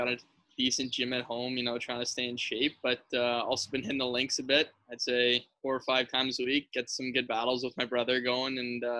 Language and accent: English; Toronto, Ontario, Canada; just being a Canadian kid from Toronto